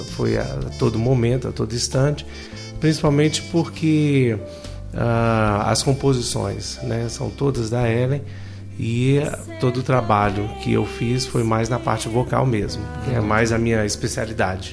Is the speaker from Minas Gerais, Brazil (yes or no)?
no; Brasília, Federal District, Brazil; moved away; also born or lived in Goiânia; eu sou daqui, né? Sou de Brasília